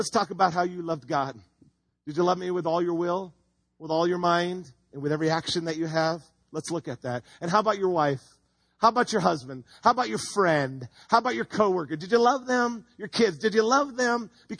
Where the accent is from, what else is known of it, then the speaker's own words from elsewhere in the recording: Home Gardens, California, United States; I grew up in Home Gardens.